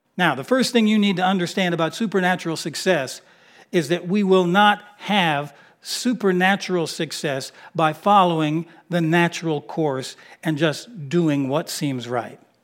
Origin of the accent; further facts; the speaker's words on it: Miami, Florida, United States; moved away; I grew up in Miami, Florida, in my younger years